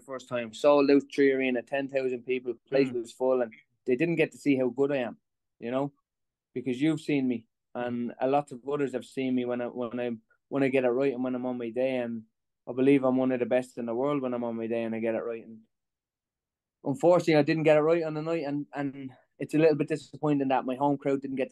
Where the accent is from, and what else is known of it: Dublin, Leinster, Ireland; born or raised there